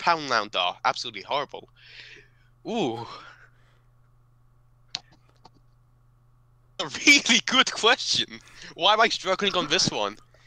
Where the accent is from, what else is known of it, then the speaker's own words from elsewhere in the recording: United Kingdom; I'm British